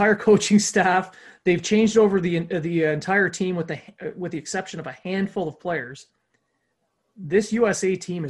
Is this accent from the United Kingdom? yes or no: no; Canada; But as we're Canadian and we want Canada to win the tournament, I don't like this.